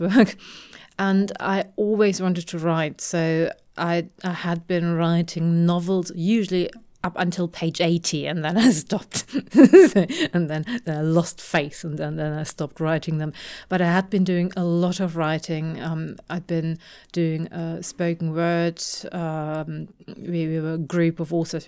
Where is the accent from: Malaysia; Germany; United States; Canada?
Germany; having grown up in Germany